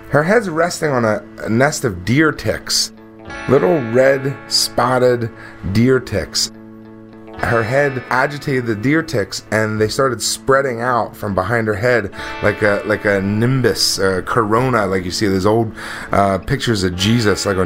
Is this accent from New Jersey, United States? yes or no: yes; New Jersey, United States; I was 16 years old. Uh, I grew up in South Jersey. Uh, if you're not familiar with South Jersey, it's all farms down there.